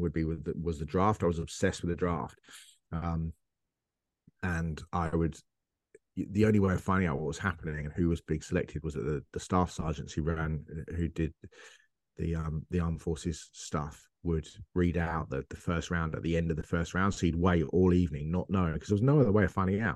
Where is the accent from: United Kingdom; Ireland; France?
United Kingdom; England; I'm English